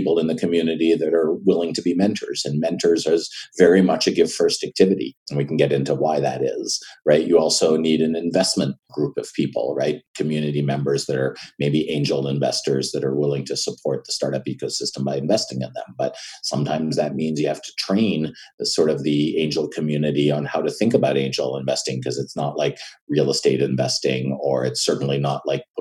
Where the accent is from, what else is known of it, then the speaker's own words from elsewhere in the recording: Montreal, Quebec, Canada; moved away as an adult; now in United States; I'm born and raised in Montreal, Canada, and I left when I was about 25